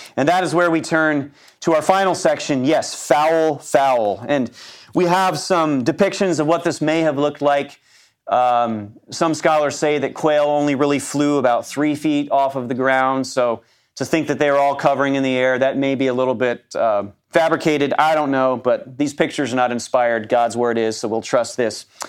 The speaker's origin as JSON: {"language": "English", "country": "United States", "said": "as an American male"}